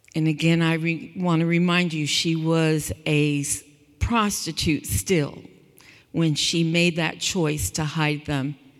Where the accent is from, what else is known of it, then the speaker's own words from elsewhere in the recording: California, United States; I grew up in California